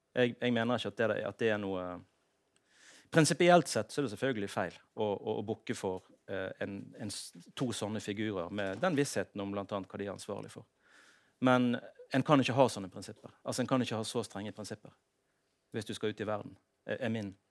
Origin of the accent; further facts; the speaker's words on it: Norway; jeg er jo norsk